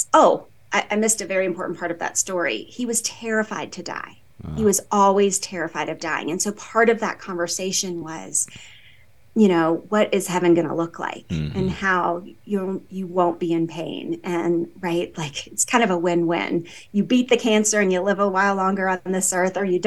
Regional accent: the South, United States; moved away as an adult; now in Colorado, United States; I'm from the South

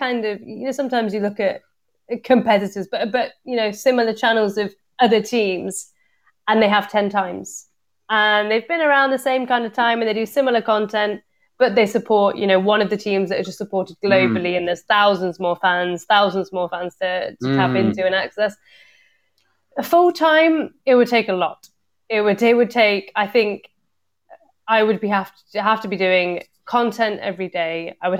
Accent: Liverpool, North West England, United Kingdom; born there; also born or lived in Coventry; But I was born in Liverpool. So you're not that you'd know from the accent or the videos, but... so I was born in Liverpool.

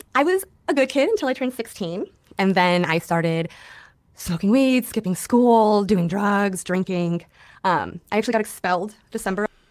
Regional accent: Griffith, Indiana, United States; In Northwest Indiana, a very small town called Griffith, two miles by two miles

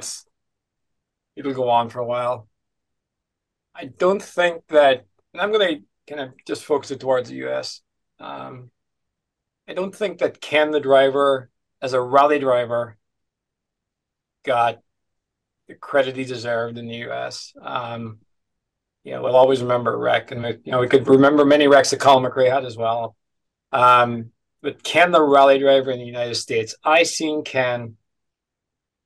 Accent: Letterkenny, Ulster, Ireland; I'm from Letterkenny.

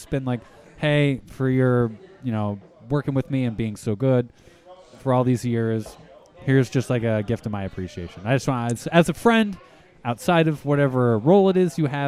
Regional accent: Albany, New York, United States; moved away; I grew up in Albany and then I moved here

